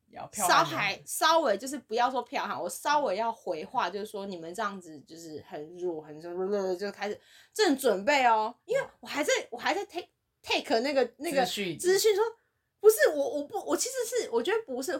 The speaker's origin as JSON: {"language": "Chinese", "country": "Taiwan", "moved": "yes", "said": "我是从台湾来的。"}